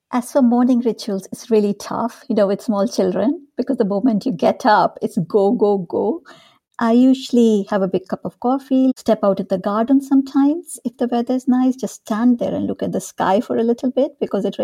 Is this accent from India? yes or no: yes; North India, India; also born or lived in Dehradun, India; So I grew up in India. I was born in this small town called Dehradun, which is in the foothills of the Himalayas in the north of India.